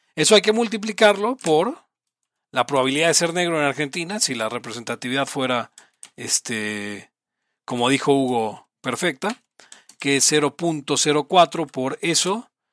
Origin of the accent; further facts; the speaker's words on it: Mexico; Somos mexicanos, vivimos en Latinoamérica